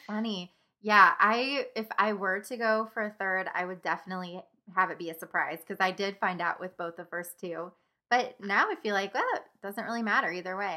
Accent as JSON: {"language": "English", "town": "Springfield", "country": "United States", "tie": "born or raised there", "said": "Springfield is my hometown"}